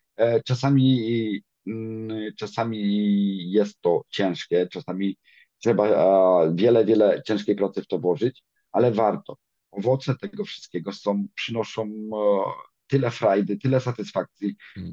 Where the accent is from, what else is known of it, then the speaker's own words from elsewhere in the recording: Dąbie, Greater Poland, Poland; now in Cologne, Germany; Pochodzę z Dąbia nad Nerem, jest to w okolicach Konina. Małe miasteczko.